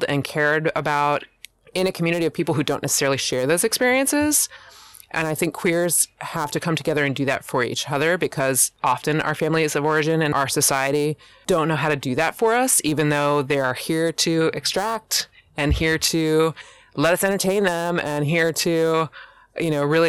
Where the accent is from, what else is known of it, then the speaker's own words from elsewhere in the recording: Pennsylvania, United States; moved away as an adult; now in Oregon, United States; I am born and raised in Pennsylvania and relocated to Oregon at 30.